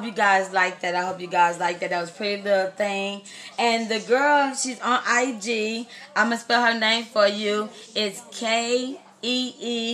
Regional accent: Austin, Texas, United States; now in California, United States; I am from Austin, Texas. But I live in Cali

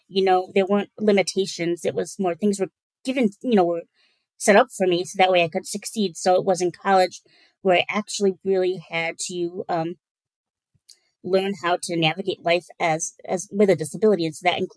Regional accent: Holland, Michigan, United States; also born or lived in Kalamazoo, Michigan; I am born and raised in West Michigan, Holland

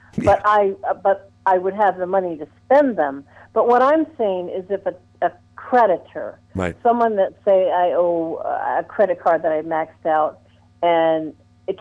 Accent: Washington, District of Columbia, United States; I was born in Washington, D.C.

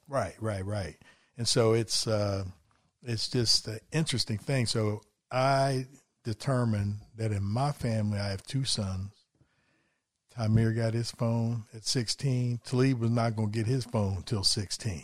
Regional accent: West Virginia, United States; also born or lived in Philadelphia area; now in Philadelphia, United States; I'm from West Virginia

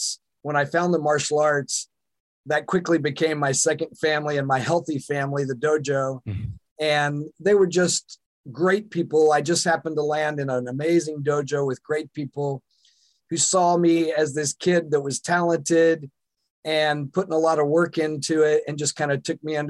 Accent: the South, United States; now in Seattle, United States; I was born in the Bible Belt in the South, and that's an interesting place to grow up

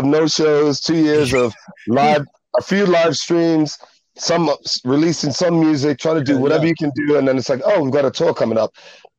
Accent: New York, United States; born there; also born or lived in England / Ghana; New York, because I was born in New York, England, because I lived in England, and just like Jamaican, because I just speak Patois to my family.

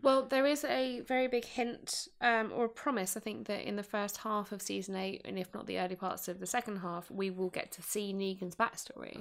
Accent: England, United Kingdom; I'm English

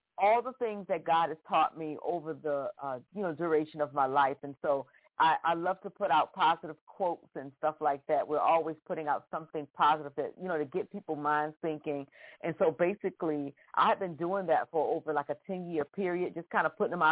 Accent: Norfolk, Virginia, United States; I'm from Norfolk, Virginia

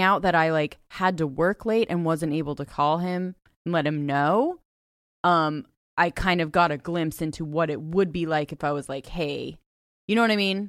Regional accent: Ojai, California, United States; I grew up in Ojai, California

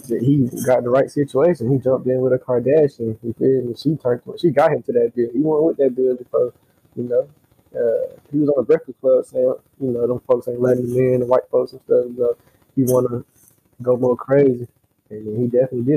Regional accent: Pensacola, Florida, United States; I'm from Pensacola, Florida.

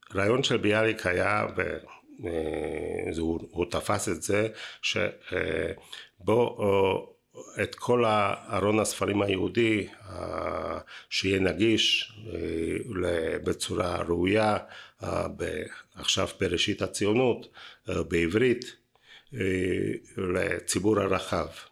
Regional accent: Bratislava, Bratislava Region, Slovakia; now in Israel; לא נולדתי בארץ, אני נולדתי ב- אה, פרסבורג, עיר- עיר- עיר של חתם סופר

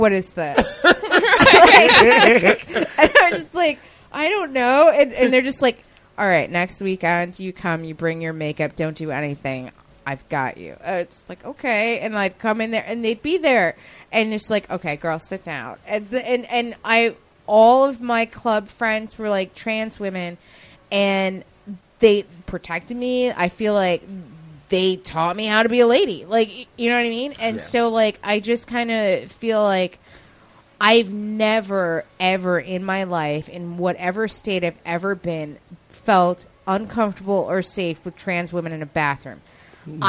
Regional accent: Yonkers, New York, United States; now in New York City, United States; I'm from Westchester County, so it's like a half hour from New York

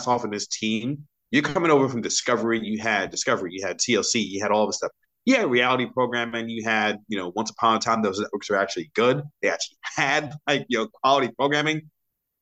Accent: New York City, New York, United States; born and raised in New York City

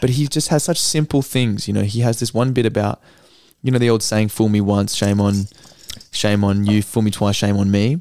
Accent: Perth, Western Australia, Australia; I'm from Perth

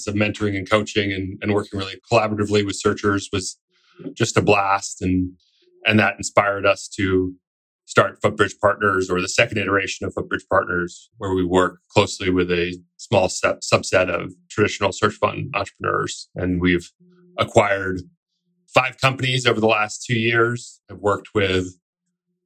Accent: New York City, New York, United States; I grew up in New York City

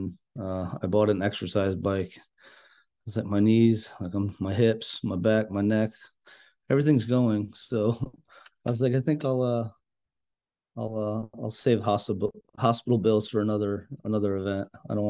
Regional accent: New York, United States; We're from New York

